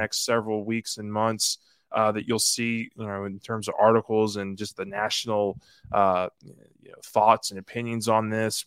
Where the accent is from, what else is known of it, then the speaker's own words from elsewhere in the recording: Metairie, Louisiana, United States; Metairie, which is my, my hometown, my neck of the woods.